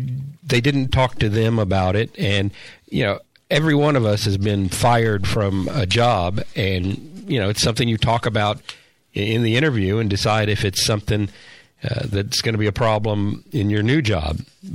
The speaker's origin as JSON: {"language": "English", "town": "Corpus Christi", "region": "Texas", "country": "United States", "tie": "born or raised there", "said": "I grew up in Corpus Christi."}